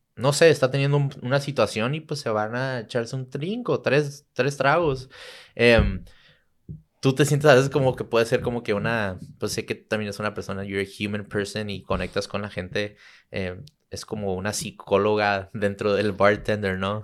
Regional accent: Tijuana, Baja California, Mexico; also born or lived in San Diego / Santa Cruz; soy de San Diego, pero crecí en Tijuana

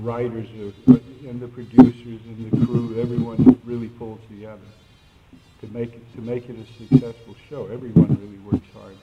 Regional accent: Georgia, United States; my home state in Georgia

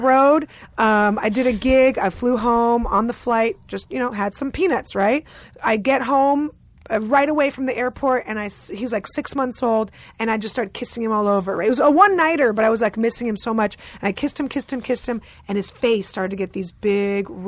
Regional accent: San Francisco, California, United States; also born or lived in Russia / New Haven, Connecticut; I grew up in San Francisco, so I was always Niners

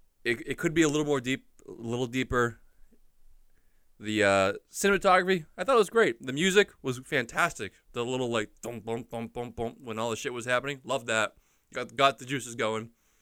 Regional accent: Boston, Massachusetts, United States; I'm Bostonian.

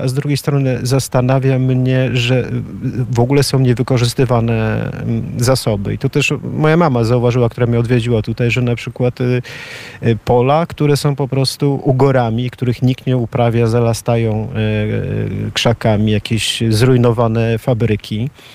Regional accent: Poland; moved away as an adult; also born or lived in Ireland; now in Sofia, Bulgaria; wielu nas tutaj Polaków mieszkających

